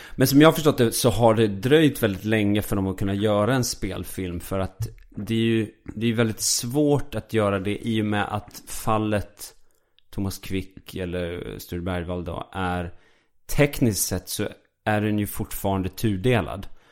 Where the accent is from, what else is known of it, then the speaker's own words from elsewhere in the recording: Falun, Dalarna County, Sweden; jag är uppväxt i Falun